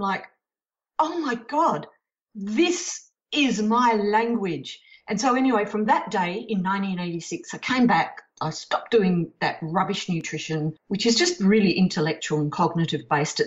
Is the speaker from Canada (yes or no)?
no; Perth, Western Australia, Australia; also born or lived in United States; I was born in Perth and not New Orleans